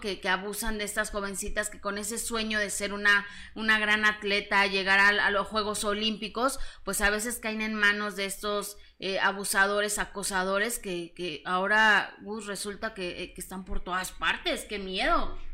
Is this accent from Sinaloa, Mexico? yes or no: no; Mexico City, Mexico; soy de, del DF, de la Ciudad de México, oriunda de la Ciudad de México